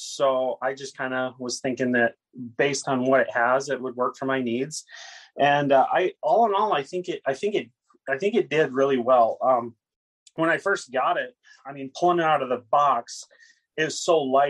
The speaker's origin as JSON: {"language": "English", "region": "Montana", "country": "United States"}